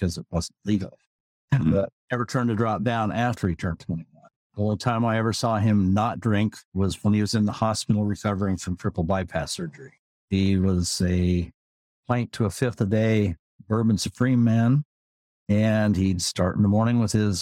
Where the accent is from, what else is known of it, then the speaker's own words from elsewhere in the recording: South English, Iowa, United States; also born or lived in Sigourney, Iowa / Tacoma, Washington / Gig Harbor, Washington; now in Everett, United States; typical Iowa farm boy